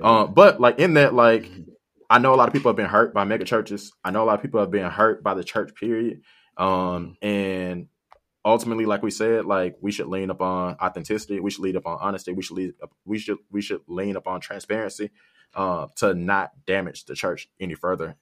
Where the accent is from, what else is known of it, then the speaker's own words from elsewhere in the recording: South Haven, Michigan, United States; I'm from South Haven. South Haven is, like, majority white